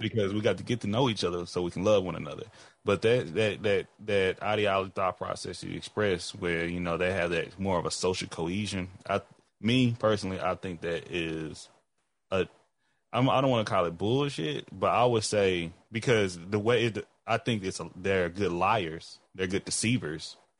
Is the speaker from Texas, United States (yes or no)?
yes; Texas, United States; I'm black before I'm a Texan